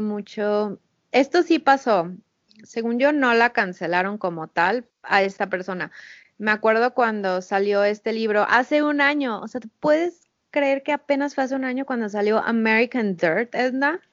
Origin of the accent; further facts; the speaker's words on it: Mexico; nuestra experiencia como mexicanos